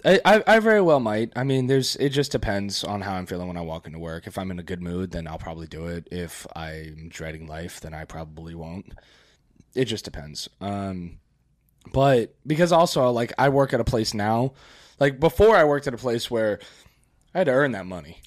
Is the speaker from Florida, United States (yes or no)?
yes; Florida, United States; I grew up here in Florida